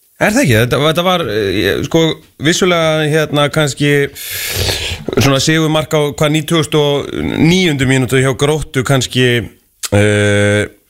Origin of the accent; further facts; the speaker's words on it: North Iceland, Iceland; ég er að norðan